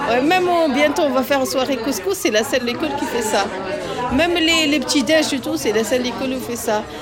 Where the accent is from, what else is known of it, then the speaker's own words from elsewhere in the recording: Tunisia; also born or lived in Algeria; Moi, je suis tunisienne, algérienne et elle, Maroc.